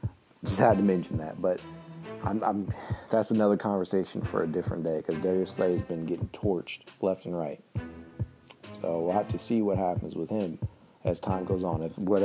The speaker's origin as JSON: {"language": "English", "region": "Ohio", "country": "United States", "also_born_or_lived": "Springboro, Ohio", "moved": "yes", "lives_now": "Washington, D.C., United States", "said": "I am from Ohio, but I now live in D.C. So it's always good to come back home."}